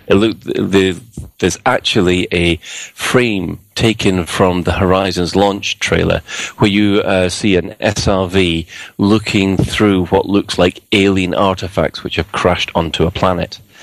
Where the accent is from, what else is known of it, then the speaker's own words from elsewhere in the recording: Glasgow, Scotland, United Kingdom; I am Glaswegian